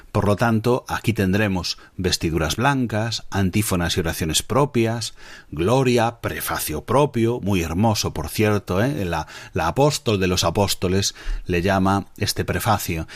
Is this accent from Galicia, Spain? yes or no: yes; Galicia, Spain; mi tierra de Galicia